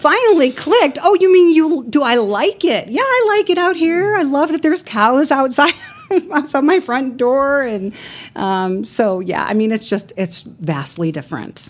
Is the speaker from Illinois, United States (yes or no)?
yes; Chicago, Illinois, United States; moved away as an adult; now in Amarillo, United States; I am originally from Chicago